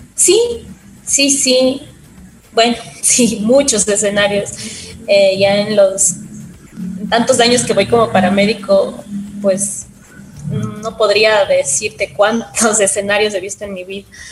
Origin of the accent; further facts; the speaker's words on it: Quito, Pichincha, Ecuador; yo soy de aquí de Quito, desde pequeña quise ser médico